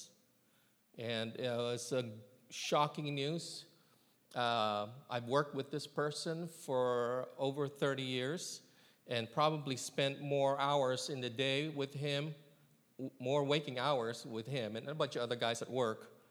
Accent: California, United States; moved away as an adult; now in Columbia, Tennessee, United States; I'm from California

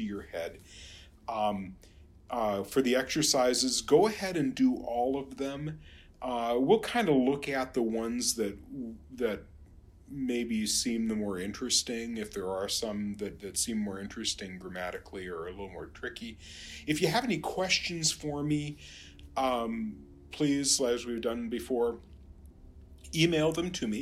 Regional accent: St. Paul, Minnesota, United States; my hometown here of St. Paul, Minnesota

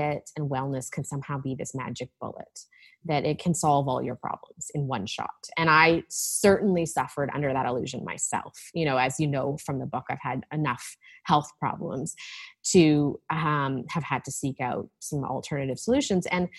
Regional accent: Vancouver, British Columbia, Canada; moved away as an adult; also born or lived in Toronto; now in Vancouver, Canada; I grew up on the West Coast

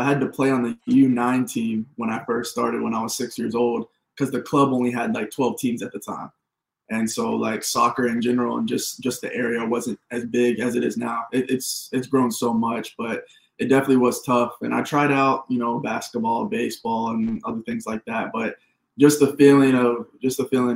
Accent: Rock Hill, South Carolina, United States; moved away as an adult; now in Houston, United States; I'm from Rock Hill, South Carolina, originally.

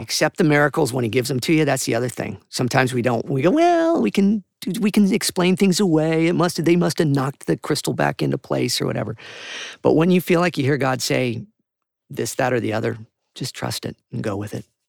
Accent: Santa Barbara, California, United States; I moved back home to Santa Barbara, which is where I was born and raised

